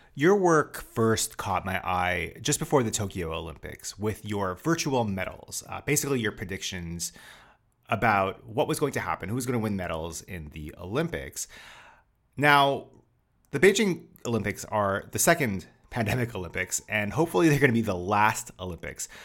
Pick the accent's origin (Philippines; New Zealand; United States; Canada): Canada; as a Canadian